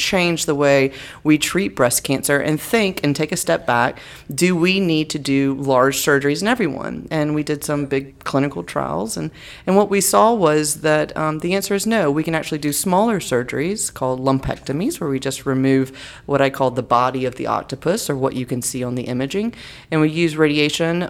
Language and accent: English; North Florida, United States; also born or lived in Gainesville; I was born and raised in North Florida.